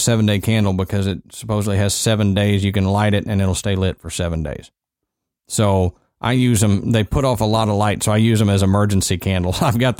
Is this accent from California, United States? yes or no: no; Texas, United States; Yeah, I grew up in Texas.